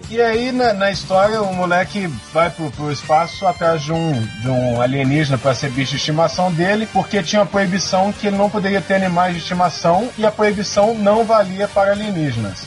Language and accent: Portuguese; Brazil; Eu sou brasileiro